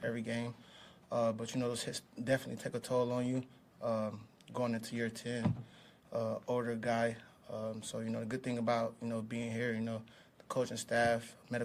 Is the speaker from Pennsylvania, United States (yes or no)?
yes; Pittsburgh, Pennsylvania, United States; moved away as an adult; now in Kansas City, United States; I'm from Pittsburgh, so him being on the Steelers all like my whole high school career